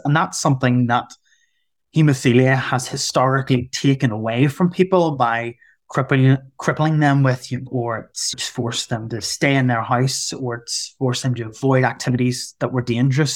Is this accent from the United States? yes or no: no; Northern Ireland, United Kingdom; I'm from Northern Ireland.